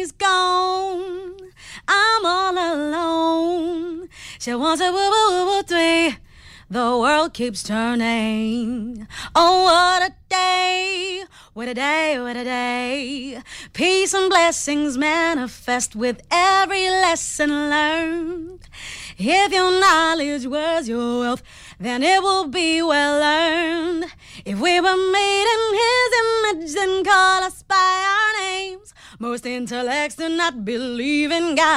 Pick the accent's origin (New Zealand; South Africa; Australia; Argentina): South Africa; also born or lived in Cape Town; as a South African artist